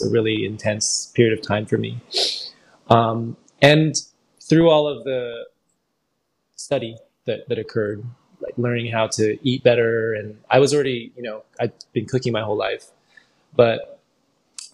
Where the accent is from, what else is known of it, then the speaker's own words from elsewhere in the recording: San Francisco, California, United States; I grew up in San Francisco